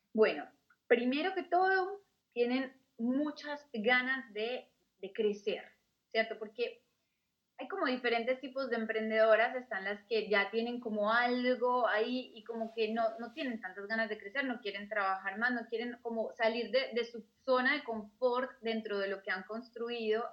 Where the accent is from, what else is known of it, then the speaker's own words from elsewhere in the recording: Colombia; moved away as an adult; also born or lived in Australia / Germany; yo soy colombiana